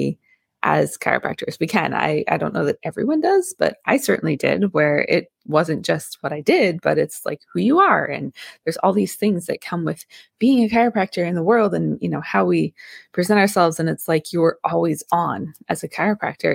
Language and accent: English; Vermont, United States; I grew up in Vermont